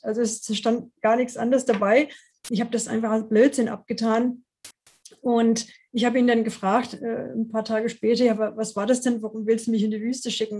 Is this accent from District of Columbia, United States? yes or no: yes; Washington, District of Columbia, United States; German is a second language; moved away as an adult; now in Freiburg, Germany; ich komme ursprünglich aus den USA, aus Washington, D.C. und bin zum Studium ähm, 88 nach Deutschland gekommen